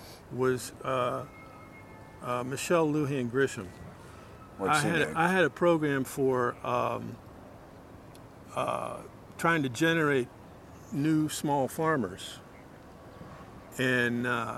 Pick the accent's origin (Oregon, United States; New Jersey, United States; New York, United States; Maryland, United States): Maryland, United States; Prince George's County; also born or lived in College Park, Maryland / Adelphi, Maryland; I'm originally from Prince George's County, Maryland, which is 10 miles that way.